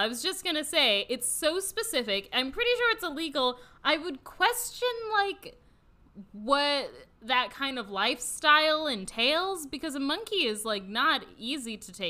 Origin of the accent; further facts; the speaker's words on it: Orange County, California, United States; I am from Orange County.